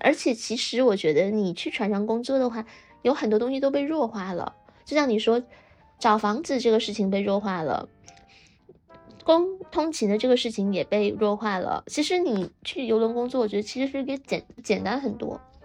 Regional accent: China

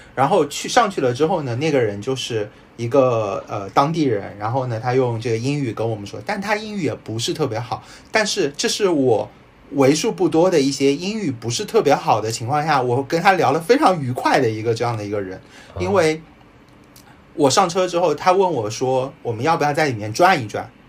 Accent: Shanghai, China; 我也是上海人

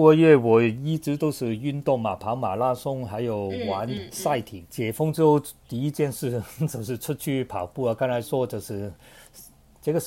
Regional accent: Hong Kong; also born or lived in United Kingdom; now in Shanghai, China; 我是一个香港人，然后生活在上海有二十几年，然后以往呢也有一段非常长的时间，年轻的时候在英国读书，也非常理解英国的社会。

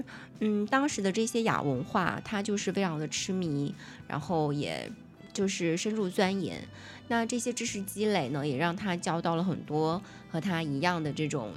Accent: Fujian, China; 我们两个福建人，

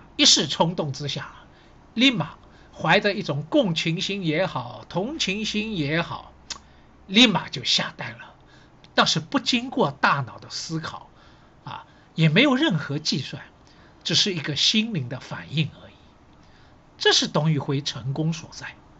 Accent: Shanghai, China; 因为呢，我是上海人

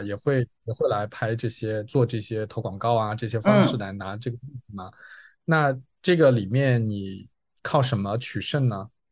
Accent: China; 作为中国人

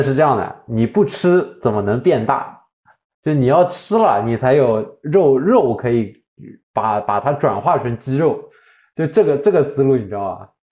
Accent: Shanghai, China; 我作为一个上海人嘛，作为一个上海人

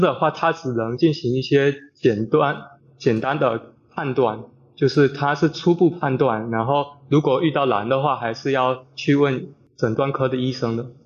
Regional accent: Fujian, China; 我是二年级医学影像技术专业的，呃，来自福建的

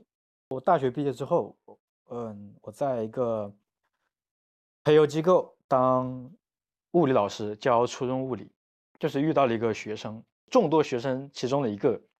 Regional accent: Wuhan, Hubei, China; 我是武汉人嘛，我是我从小学一直到就包括我读大学都是在武汉读，

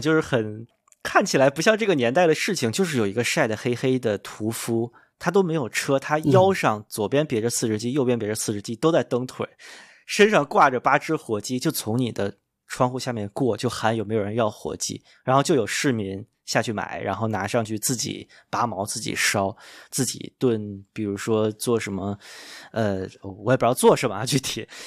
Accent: Beijing, China; 作为北京人，可能我稍微遗留一点的北京基因

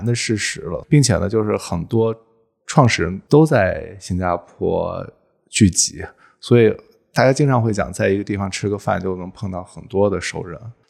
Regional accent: China; 比如说我们中国人

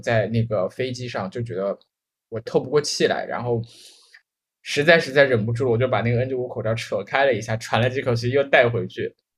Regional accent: Guizhou, China; also born or lived in Hong Kong; now in Shenzhen, China; 我第一次看见我老家的那个街上，就你想一，就是贵州一个小县城的一个街上

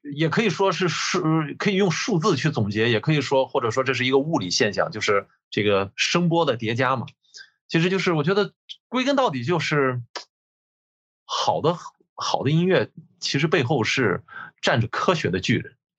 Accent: China; 我们中国人说中文

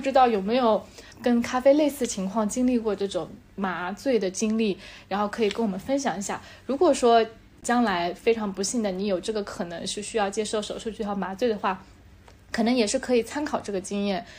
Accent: Hangzhou, Zhejiang, China; 我们这边就是我们在杭州地区

